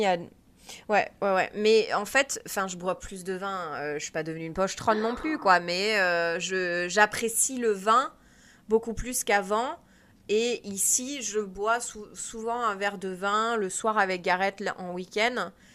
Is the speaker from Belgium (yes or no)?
no; France; moved away; je suis française